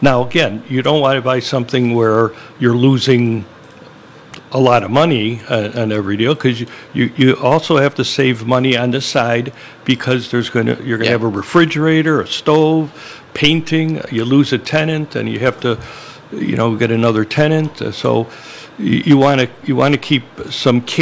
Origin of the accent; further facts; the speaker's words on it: Elmwood Park, Illinois, United States; I grew up in Elmwood Park, so it wasn't that far from Des Plaines.